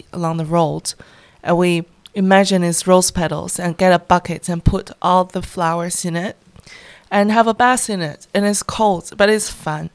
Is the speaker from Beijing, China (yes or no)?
no; near Harbin, Heilongjiang, China; accent: Northeastern; English is a second language; moved away; also born or lived in Shanghai, China; I was born in northeast of China near Harbin, a little farm, and I was grow up in Shanghai. I spent most of my time in the northeast of the country.